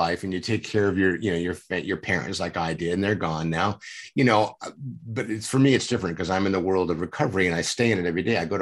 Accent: San Diego, California, United States; I grew up in San Diego. I'm a native here.

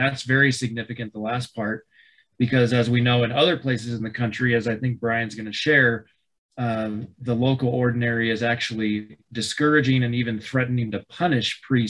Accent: Colorado, United States; my home state of Colorado.

